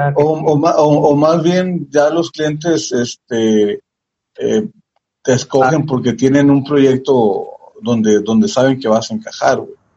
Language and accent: Spanish; Tijuana, Baja California, Mexico; pues de Tijuana, México